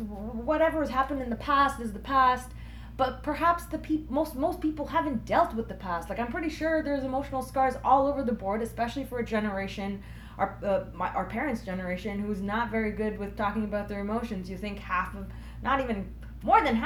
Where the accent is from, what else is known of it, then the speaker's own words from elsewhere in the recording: Canada; also born or lived in Germany; I'm from Canada, but if you're asking about where I'm born, I was born in Germany